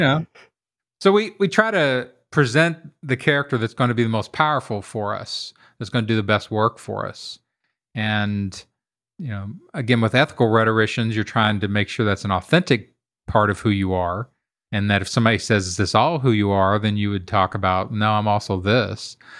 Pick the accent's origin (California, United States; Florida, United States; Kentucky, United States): Kentucky, United States; I grew up in Kentucky in a very working class neighborhood